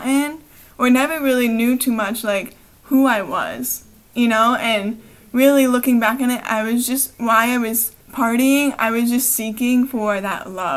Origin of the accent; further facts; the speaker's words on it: Brevard County, Florida, United States; also born or lived in Clearwater, Florida; I grew up in Brevard County. I was born in Clearwater.